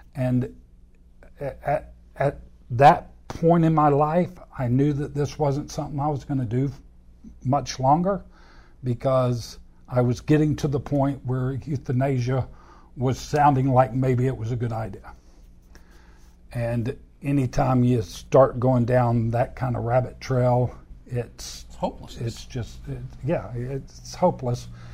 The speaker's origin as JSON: {"language": "English", "town": "Anchorage", "region": "Alaska", "country": "United States", "tie": "born or raised there", "said": "I was born in Anchorage, Alaska"}